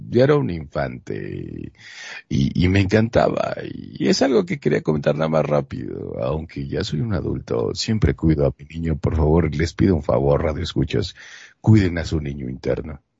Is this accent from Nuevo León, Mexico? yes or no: yes; Monterrey, Nuevo León, Mexico; now in Mexico City, Mexico; Yo soy de Monterrey, Nuevo León, México, pero vivo en la Ciudad de México